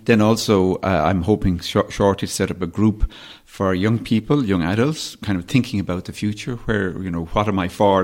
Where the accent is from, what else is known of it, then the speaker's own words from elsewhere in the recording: Dublin, Leinster, Ireland; also born or lived in West Kerry; Kerry, where my parents, uh, are from and where I, I, I, I suppose in many ways grew up, partly as I grew up in Dublin, but we've spent a lot of time in West Kerry